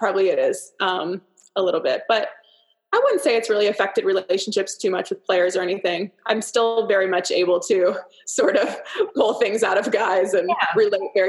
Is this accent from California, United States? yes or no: no; Pennsylvania, United States; moved away as an adult; now in Nashville, United States; I grew up in Pennsylvania